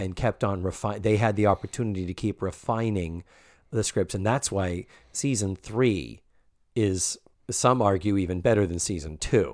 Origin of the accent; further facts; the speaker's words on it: Massachusetts, United States; I'm from Massachusetts